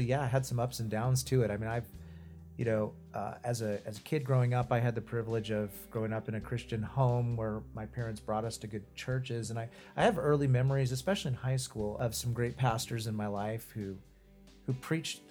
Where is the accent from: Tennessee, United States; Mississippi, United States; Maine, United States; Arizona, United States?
Arizona, United States; Prescott; moved away as an adult; also born or lived in Chicago, Illinois / Washington, District of Columbia, United States / Phoenix, Arizona; now in Tucson, United States; I was born in Arizona. I grew up in Prescott, Arizona